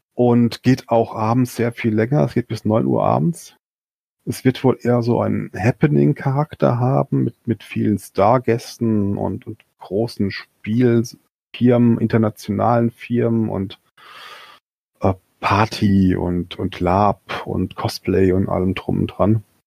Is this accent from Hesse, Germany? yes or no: yes; Limburg an der Lahn, Hesse, Germany; ist ja irgendwo meine Heimatstadt ist